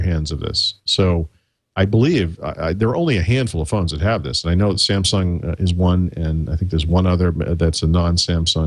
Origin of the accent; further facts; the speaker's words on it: Dedham, Massachusetts, United States; moved away; I grew up in Dedham specifically